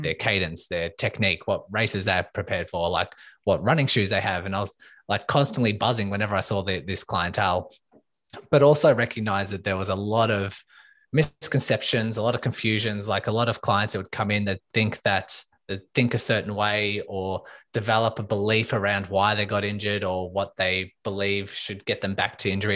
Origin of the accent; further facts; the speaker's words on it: Melbourne, Victoria, Australia; I am from Melbourne, Australia